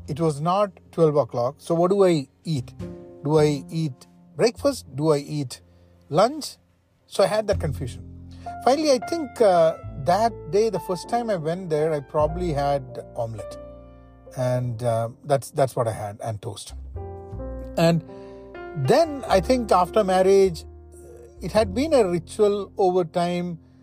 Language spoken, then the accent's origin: English; Kerala, India; moved away as an adult; also born or lived in Washington, D.C., United States; now in United States; Growing up in India, in Kerala